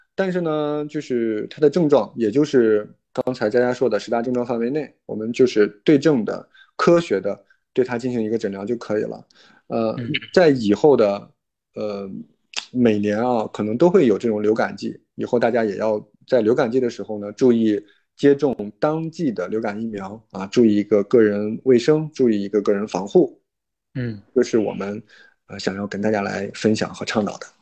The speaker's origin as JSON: {"language": "Chinese", "region": "Henan", "country": "China", "tie": "born or raised there", "moved": "yes", "said": "我最近确实一直在非常的关注我老家，我是父母那边的"}